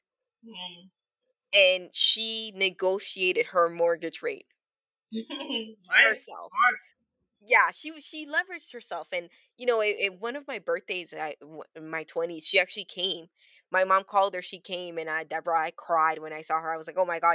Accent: Toronto, Ontario, Canada; I grew up on Weston Road, and one of the buildings that I grew up in, it's like a 3-floor building

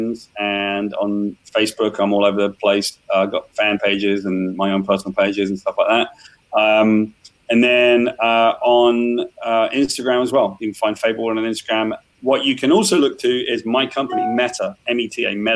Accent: West Country, South West England, United Kingdom; I grew up in the West Country in a caravan

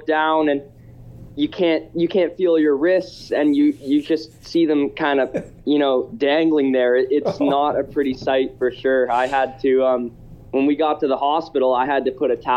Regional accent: Canada; me being a Canadian pro already

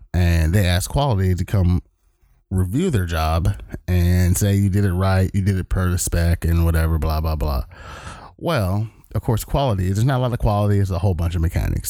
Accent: Long Beach, California, United States; moved away as an adult; now in Everett, United States; I am from the great state of California, even though we are in Seattle, Washington

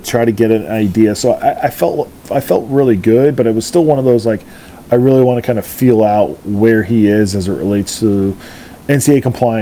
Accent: Central Ohio, United States; we're from Central Ohio, so you kind of have an idea of like Columbus traffic

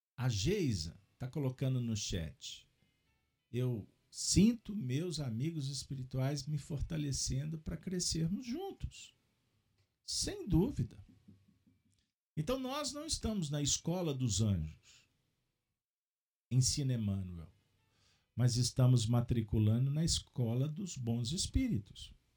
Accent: Minas Gerais, Brazil; como um bom mineiro

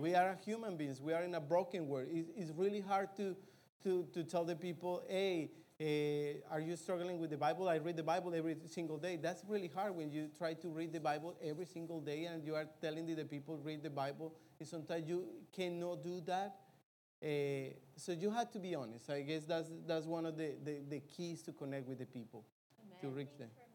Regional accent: Colombia; moved away; I grew up in Colombia, I know how is the culture

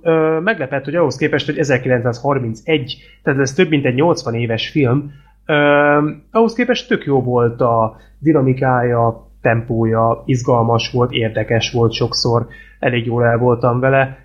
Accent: Hungary; nem vagyok egyedül magyarként

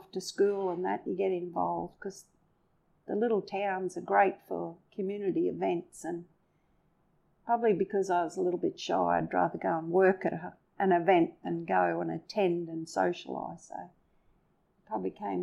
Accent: Cloncurry, Queensland, Australia; also born or lived in Emerald, Queensland; now in Charleville, Australia; my hometown was Cloncurry and it's a small little town and very similar to Charleville

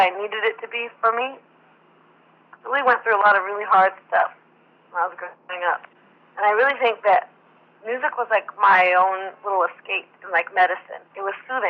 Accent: Portland, Oregon, United States; I'm from Portland

